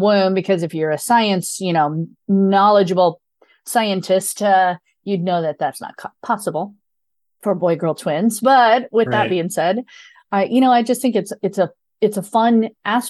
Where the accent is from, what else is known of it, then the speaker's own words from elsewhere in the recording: Midwest, United States; I grew up in a very small rural Midwestern area.